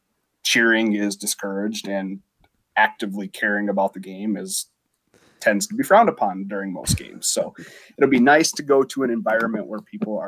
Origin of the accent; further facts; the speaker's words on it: Iowa, United States; So I grew up in Iowa, live in Iowa, went to the University of Iowa, and I work for the University of Iowa.